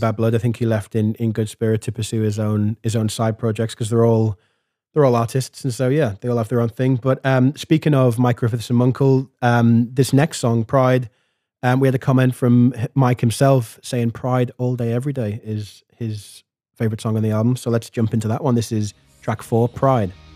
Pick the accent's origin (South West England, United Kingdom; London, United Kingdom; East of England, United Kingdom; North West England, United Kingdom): North West England, United Kingdom; Liverpool; I grew up in Hareton Village in Liverpool